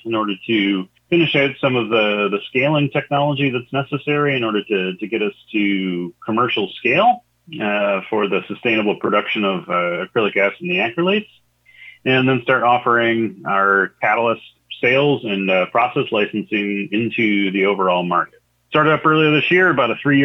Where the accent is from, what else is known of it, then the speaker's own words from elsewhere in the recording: Michigan, United States; also born or lived in Champaign-Urbana, Illinois; I was born in Michigan, you know, relatively rural location, saw a number of different farms throughout the course of my life, even lived down in Champaign-Urbana for a while